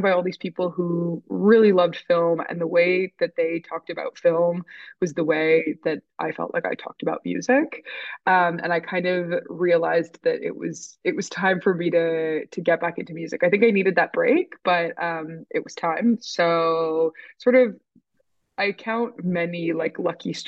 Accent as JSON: {"language": "English", "town": "Toronto", "region": "Ontario", "country": "Canada", "tie": "born or raised there", "also_born_or_lived": "London", "moved": "as an adult", "said": "I was born and raised in Toronto too."}